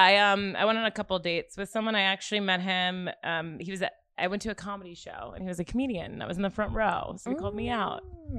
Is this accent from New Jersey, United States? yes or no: yes; Bergen County, New Jersey, United States; moved away as an adult; now in Los Angeles, United States; I'm from Jersey. Whereabouts? Bergen County. So okay, like I'm from right outside New York City.